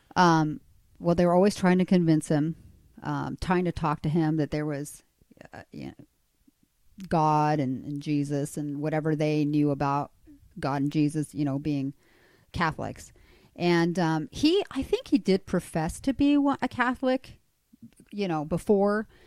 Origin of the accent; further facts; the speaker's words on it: Chile; moved away; I'm actually from Chile. I was born in South America.